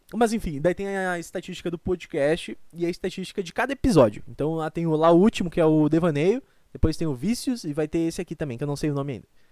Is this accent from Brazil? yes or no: yes; Rio Grande do Sul, Brazil; accent: gaúcho; eu sou gaúcho